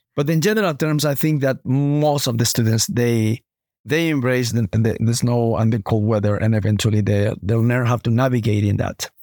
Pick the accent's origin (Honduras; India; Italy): Honduras; moved away as an adult; also born or lived in United States / Toronto, Canada; now in Canada; I was, um, born in Honduras, Latin America